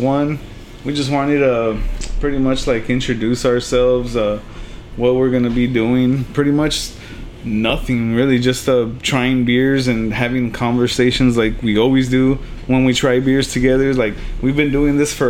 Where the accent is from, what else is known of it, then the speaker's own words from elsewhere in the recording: Elsa, Texas, United States; also born or lived in California / Progreso, Texas / Weslaco, Texas; I'm originally from Cali, but I moved down here like when I was like 5, and, you know, I was in Progreso, I was in Weslaco, and I ended up in Elsa